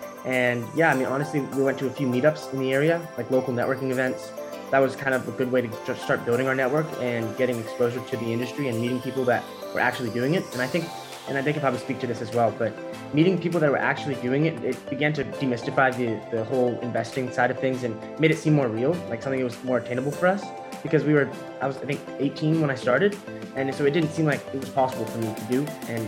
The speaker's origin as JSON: {"language": "English", "country": "United States", "tie": "born or raised there", "said": "we're first generation American. My mom was from Guatemala."}